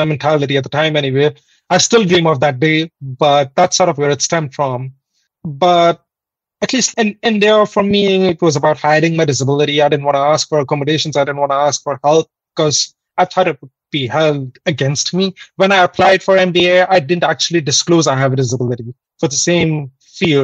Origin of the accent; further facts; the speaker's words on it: India; moved away as an adult; now in Canada; I'm originally from India, but I came to Canada in 2016.